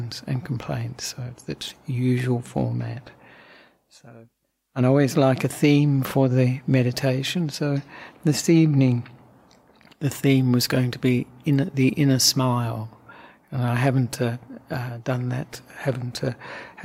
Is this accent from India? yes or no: no; Australia; also born or lived in Sri Lanka / Western Australia; now in Victoria, Australia; I'm an Australian monk